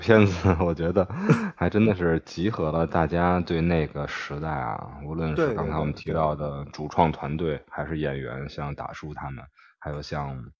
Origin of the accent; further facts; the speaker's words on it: Beijing, China; accent: Beijing accent (京腔京韵); 听到我京腔京韵的时候